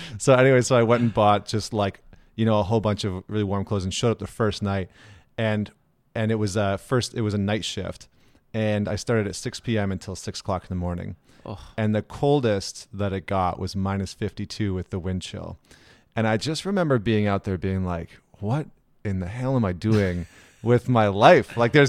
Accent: Edmonton, Alberta, Canada; So, I mean, I grew up in Edmonton, Alberta, which is in Canada.

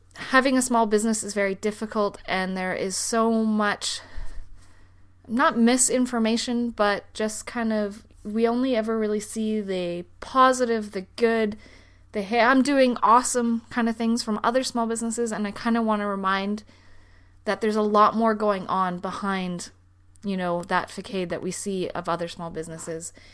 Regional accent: Canada; moved away as an adult; now in Denmark; I am a Canadian who is living in Denmark.

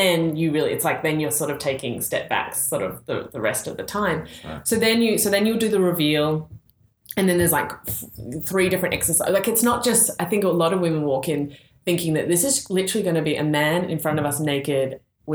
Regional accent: Australia; moved away; being the Australian

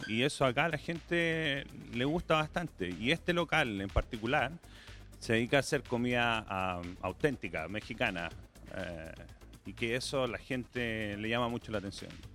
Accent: Chile; moved away as an adult; now in Adelaide, Australia; tengo experiencia en mi país, yo soy de Chile

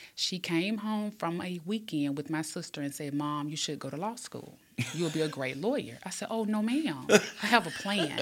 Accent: Birmingham, Alabama, United States; born and raised in Pratt City

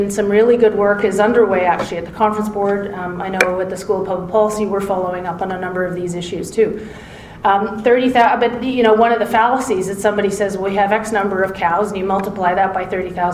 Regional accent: Southern Ontario, Canada; also born or lived in Toronto; I'm from Ontario, Southern Ontario.

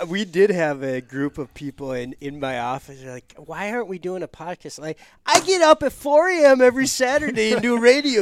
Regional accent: Michigan, United States; moved away; my home state of Michigan

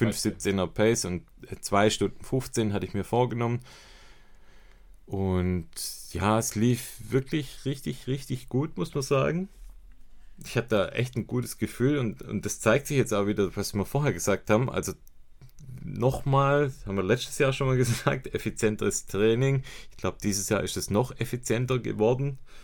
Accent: Swabia, Germany; bei uns in Schwaben

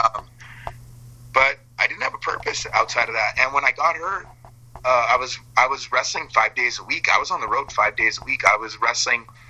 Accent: Calgary, Alberta, Canada; moved away as an adult; I grew up in Alberta my whole life, for the first 26 years of my life

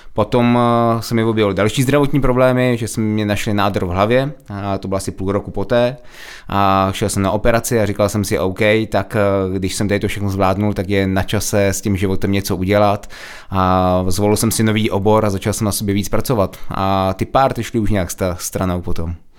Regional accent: Czechia; my Češi

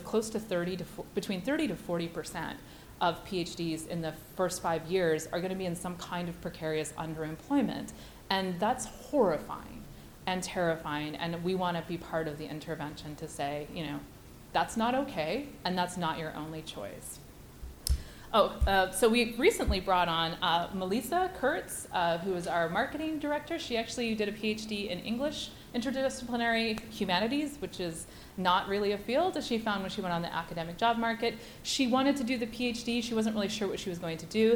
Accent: Canada; also born or lived in Chapel Hill, North Carolina; I am Canadian, but I went to UNC Chapel Hill.

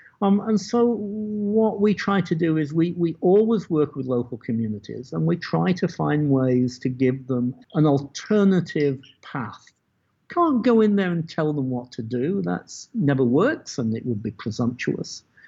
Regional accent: Las Cruces, New Mexico, United States; What's that worth to the people of Las Cruces, which used to be my hometown?

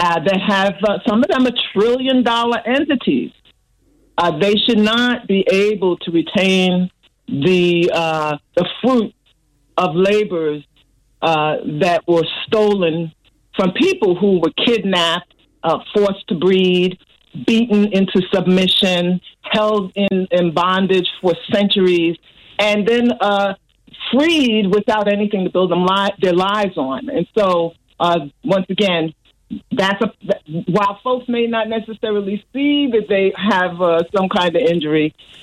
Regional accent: New York City, New York, United States; Growing up in New York City, we actually lived in a very racist community. The neighborhood was called Bensonhurst.

